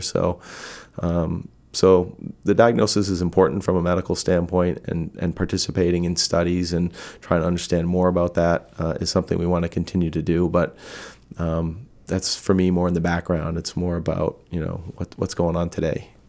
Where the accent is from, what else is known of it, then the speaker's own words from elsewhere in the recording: Massachusetts, United States; moved away; where I grew up in Massachusetts